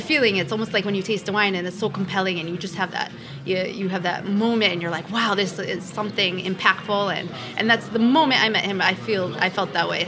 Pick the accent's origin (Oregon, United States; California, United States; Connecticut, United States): Connecticut, United States; moved away as an adult; also born or lived in New York; now in Beaujolais, France; currently living in Beaujolais, but I was born and raised in Connecticut